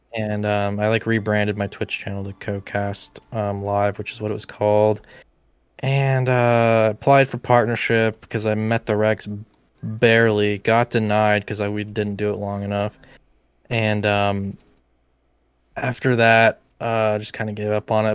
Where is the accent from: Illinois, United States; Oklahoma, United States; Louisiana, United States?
Oklahoma, United States; Tulsa; my hometown